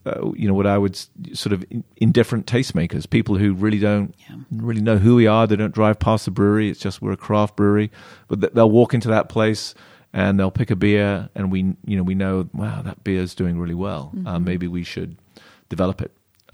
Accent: England, United Kingdom; I'm an Englishman, with a little boiled spinach, some really bad for me French sauce.

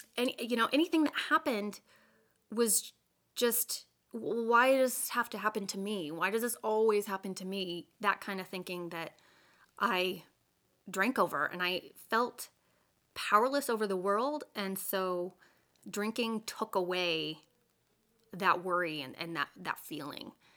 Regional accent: Colorado, United States; I grew up in in Colorado.

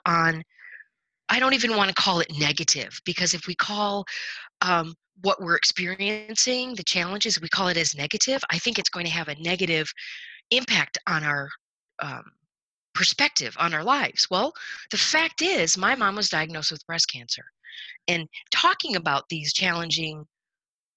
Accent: Michigan, United States; moved away as an adult; also born or lived in Raleigh, North Carolina; our house that we grew up in Michigan

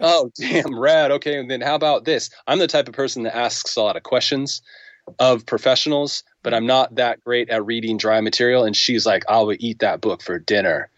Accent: United States; I'm an American

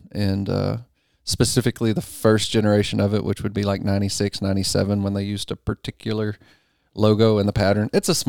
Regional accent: Texarkana, Texas, United States; Texas is a whole different country. Yeah. I was born in Texas.

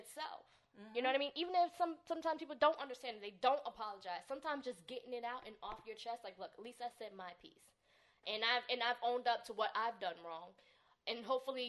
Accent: Newark, New Jersey, United States; I'm from Newark.

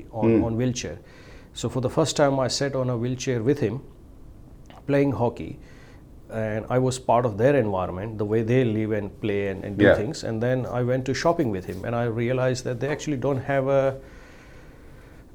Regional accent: India; moved away as an adult; now in Australia; I'm from India

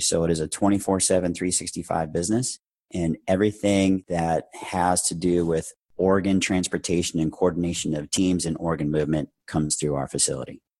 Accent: Orange County, Southern California, United States; moved away as an adult; also born or lived in Arizona; I moved to Arizona when I was 20 from Southern California, from Orange County, to continue my education and to pursue a career in the fire service in Arizona where I was born

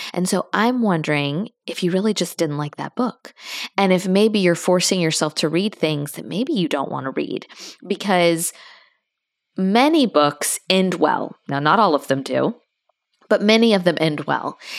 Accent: Tallahassee, Florida, United States; I'm from there.

